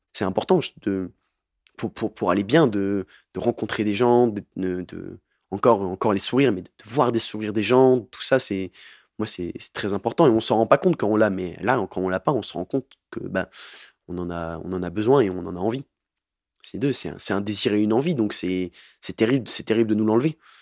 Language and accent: French; Montpellier, Occitania, France; je viens de Montpellier